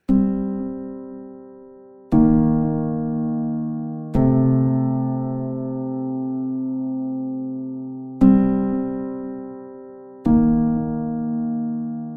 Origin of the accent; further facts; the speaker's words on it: Chanute, Kansas, United States; this guy I grew up with in Chanute